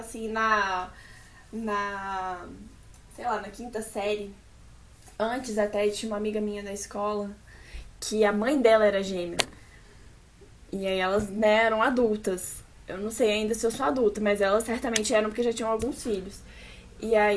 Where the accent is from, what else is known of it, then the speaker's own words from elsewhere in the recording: Brasília, Federal District, Brazil; nascida e criada em Brasília.